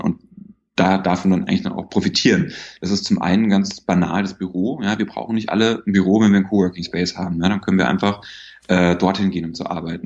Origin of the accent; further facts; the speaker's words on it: Bavaria, Germany; moved away; in Bayern, wo ich herkomme